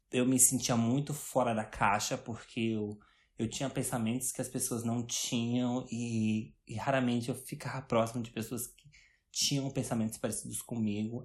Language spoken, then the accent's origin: Portuguese; Brazil; moved away as an adult; eu nunca acharia que eu ia sair do Brasil aos 21 anos